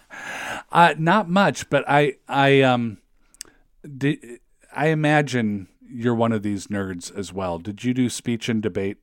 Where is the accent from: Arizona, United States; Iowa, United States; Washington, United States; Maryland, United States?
Washington, United States; Federal Way; moved away as an adult; now in Saint Paul, United States; I'm from Federal Way